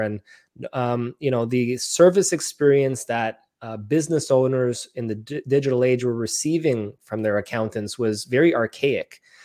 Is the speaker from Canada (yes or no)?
yes; Montreal, Quebec, Canada; born and raised in Montreal, Canada